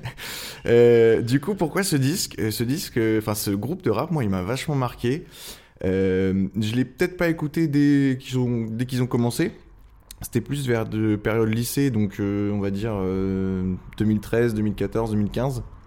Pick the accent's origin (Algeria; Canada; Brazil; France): France; Angers, Pays de la Loire; moved away as an adult; also born or lived in Tours / Rennes / Oléron; now in Le Château-d'Oléron, France; j'ai fait toute mon enfance à Angers